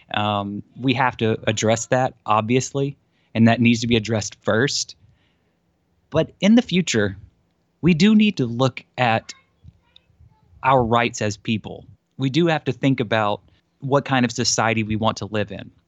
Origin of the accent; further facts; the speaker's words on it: South Georgia, United States; from my hometown and the counties next to me